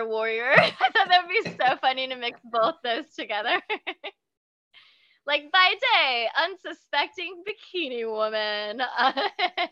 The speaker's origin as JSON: {"language": "English", "region": "Kansas", "country": "United States", "said": "I am from Kansas"}